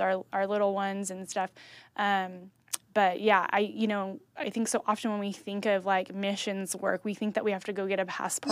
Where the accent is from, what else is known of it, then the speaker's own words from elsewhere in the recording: Kerman, California, United States; I grew up in Kerman.